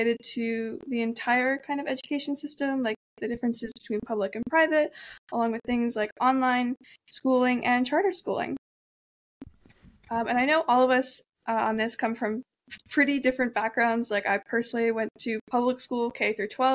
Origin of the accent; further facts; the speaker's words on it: Pennsylvania, United States; moved away as an adult; now in New York, United States; I did K through 12 in Pennsylvania, and I'm now doing college in New York